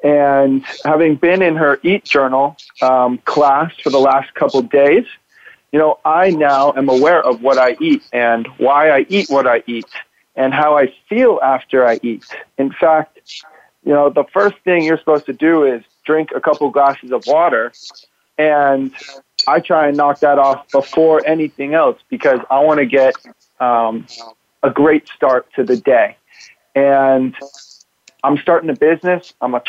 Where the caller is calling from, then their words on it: Dallas, Texas, United States; I am here from Dallas.